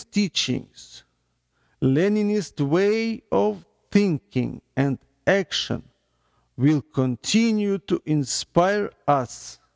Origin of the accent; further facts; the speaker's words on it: Ukraine; now in United States; Main avenue of my hometown in the Ukraine, one of the longest in Europe